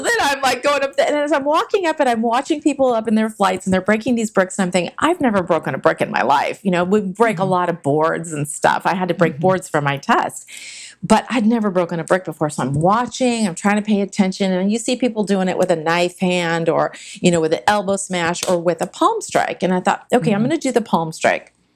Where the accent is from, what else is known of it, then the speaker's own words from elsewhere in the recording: San Jose, California, United States; growing up in Silicon Valley, which wasn't Silicon Valley back then